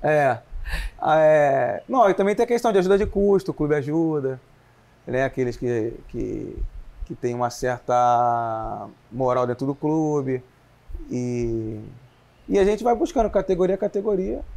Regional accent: Rio de Janeiro, Brazil; now in Belo Horizonte, Brazil; Eu sou do, do Rio de Janeiro mesmo, capital.

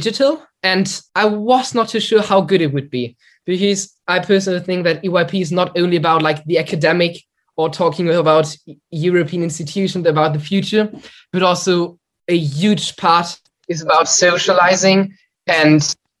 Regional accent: Germany; I'm from Germany

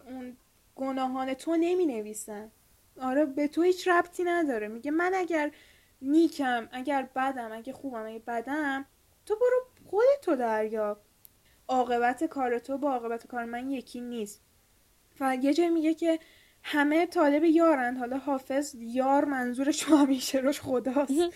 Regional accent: Iran; ما که ایرانیم

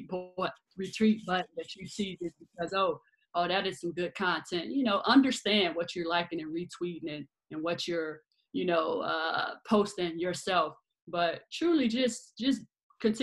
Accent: Chicago, Illinois, United States; born and raised in Chicago

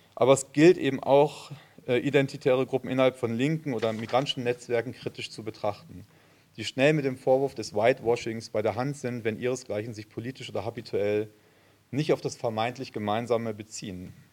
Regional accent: Frankfurt, Hesse, Germany; now in Cologne, Germany; ich bin in Frankfurt geboren, insofern doch Hesse

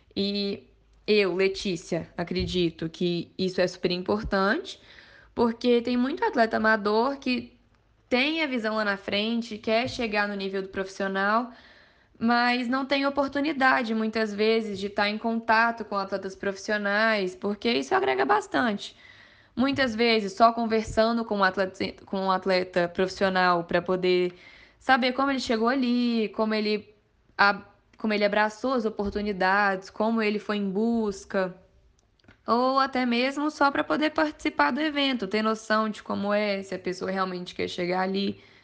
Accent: Mariana, Minas Gerais, Brazil; Minha primeira prova foi lá na cidade mesmo. Sou de Mariana

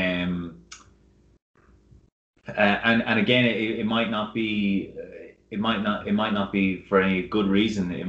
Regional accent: Ireland; growing up in Ireland

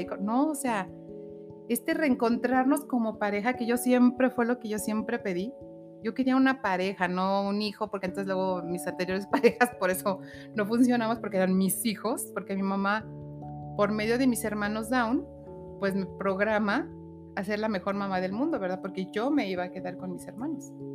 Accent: Aguascalientes, Mexico; also born or lived in Mexico City; Soy originaria de la Ciudad de México. Llegué a esta hermosa tierra Agüitas a los nueve meses.

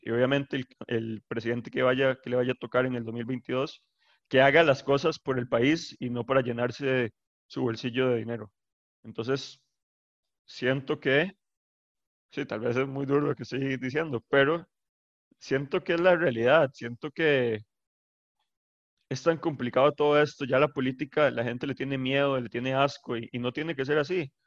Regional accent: Escazú, San José, Costa Rica; yo soy de Escazú

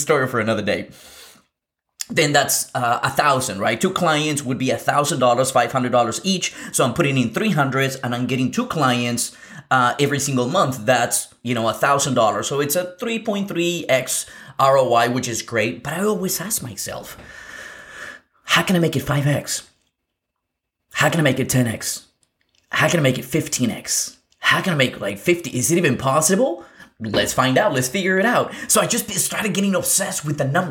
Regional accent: Lima, Peru; moved away; I was born in South America. I was born in Lima, Peru.

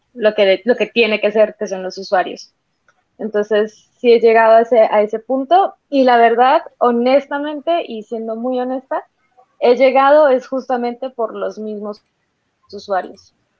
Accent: Santander, Colombia; el concepto que se tenía acá en Colombia y sobre todo en Santander, que es de donde yo soy

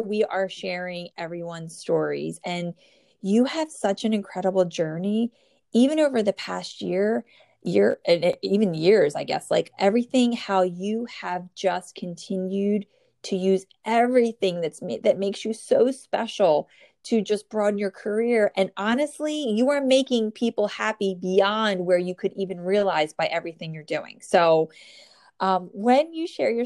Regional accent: New Jersey, United States; born or raised there

